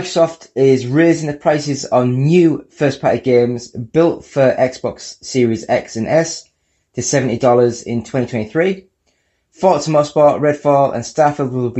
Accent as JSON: {"language": "English", "country": "United Kingdom", "said": "I'm from the UK. I'm British."}